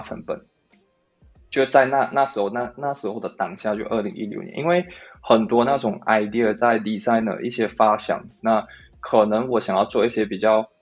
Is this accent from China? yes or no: no; Malaysia; also born or lived in Singapore; now in Taiwan; 那我是来自马来西亚